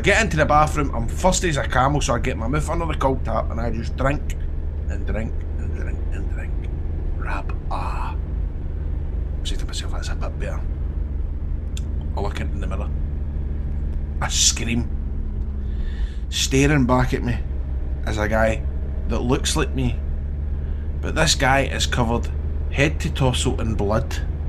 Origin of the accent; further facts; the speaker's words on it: Scotland, United Kingdom; I'm from Scotland, where are you from?